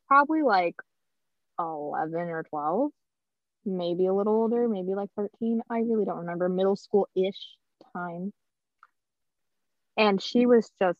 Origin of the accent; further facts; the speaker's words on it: California, United States; we grew up in Prop 8 California where people weren't okay with that sort of stuff.